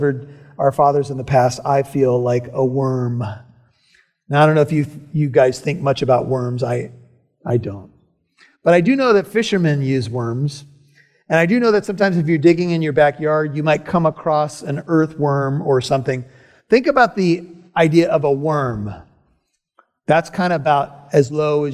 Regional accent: United States; I'm an American citizen

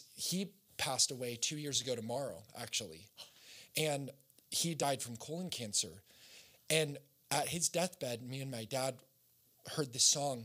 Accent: Costa Mesa, California, United States; also born or lived in Oregon; high school, we moved from Oregon to Orange County

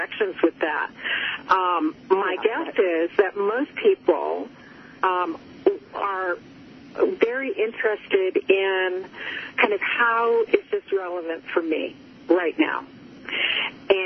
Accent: Cape Cod, Massachusetts, United States; I grew up on Cape Cod

